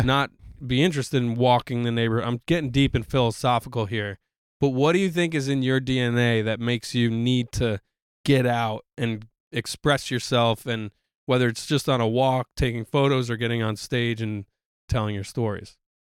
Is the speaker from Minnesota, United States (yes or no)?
no; New York, United States; as a New Yorker